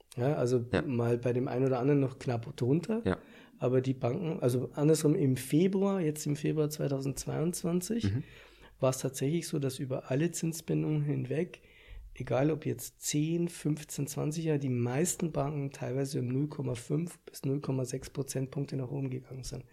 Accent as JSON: {"language": "German", "region": "Bavaria", "country": "Germany", "said": "bei uns in Bayern"}